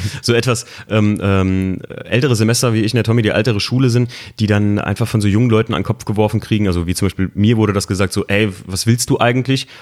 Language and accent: German; Koblenz, Rhineland-Palatinate, Germany; ich komme ja eigentlich aus Koblenz